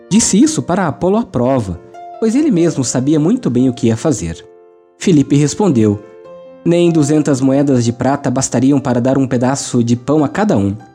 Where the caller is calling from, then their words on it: Patrocínio, Minas Gerais, Brazil; Patrocínio, Minas Gerais.